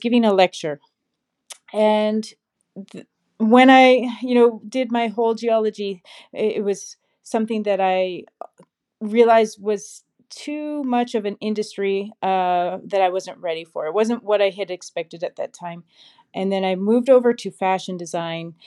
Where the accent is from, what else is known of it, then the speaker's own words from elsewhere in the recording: Saskatchewan, Canada; I grew up in Saskatchewan, Canada